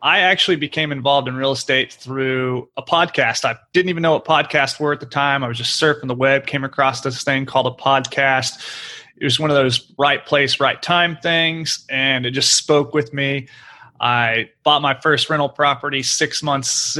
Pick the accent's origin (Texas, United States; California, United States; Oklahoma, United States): Oklahoma, United States; moved away as an adult; now in Houston, United States; I was born and raised in Oklahoma, grew up there, went to school there